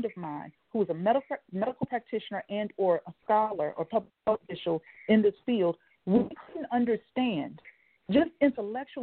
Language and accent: English; Washington, District of Columbia, United States; also born or lived in Lowcountry, South Carolina; now in Nebraska, United States; I grew up in Washington, D.C., and also the low country in South Carolina.